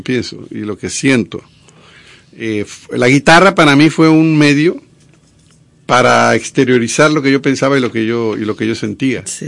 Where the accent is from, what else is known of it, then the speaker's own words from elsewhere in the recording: a town in Veracruz, Mexico; moved away as an adult; also born or lived in Monterrey, Mexico; now in Dominican Republic; allá en, el pueblo de Veracruz donde yo nací.